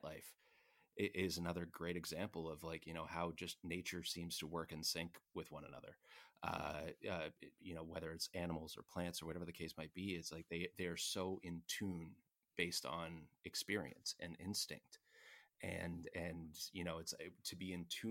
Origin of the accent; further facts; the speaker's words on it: Toronto, Ontario, Canada; moved away as an adult; now in California, United States; as a Canadian